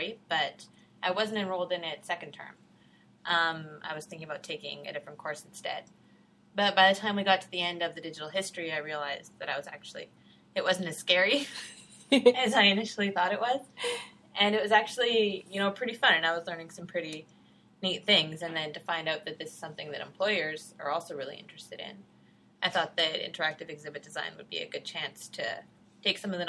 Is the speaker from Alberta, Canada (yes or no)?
yes; Red Deer, Alberta, Canada; moved away as an adult; also born or lived in Edmonton, Canada / Scotland; now in Ontario, Canada; I grew up in Red Deer, Alberta